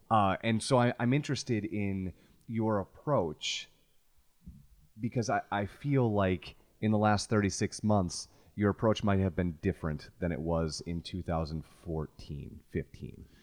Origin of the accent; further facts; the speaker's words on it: Chicago, Illinois, United States; a white kid growing up in Chicago